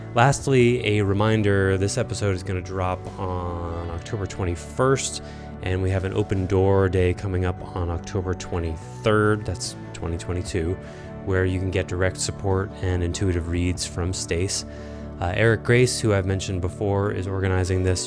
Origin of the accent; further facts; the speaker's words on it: Concord, Massachusetts, United States; I grew up in Concord, Massachusetts, where Thoreau's Pond, Walden Pond was about a mile from where I grew up.